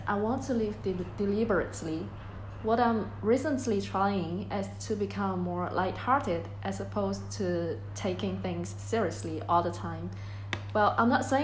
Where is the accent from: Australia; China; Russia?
China; Shenzhen, Guangdong; English is a second language; moved away as an adult; now in Edinburgh, United Kingdom; I'm from Shenzhen, a city in south of China